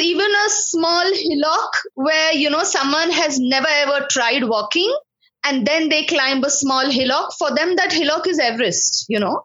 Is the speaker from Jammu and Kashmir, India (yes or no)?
no; Mumbai, Maharashtra, India; I've grown up in Bombay